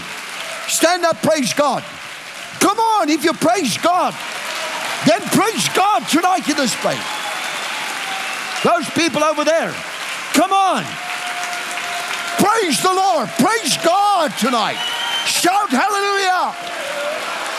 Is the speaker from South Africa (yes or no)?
yes; South Africa; I'm a South African.